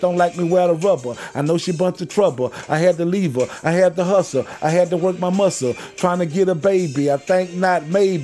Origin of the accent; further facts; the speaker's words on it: Houston, Texas, United States; I'm from Green Meadows